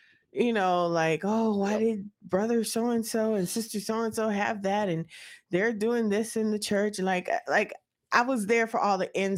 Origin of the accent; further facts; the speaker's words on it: West Coast, United States; moved away; I'm from the West Coast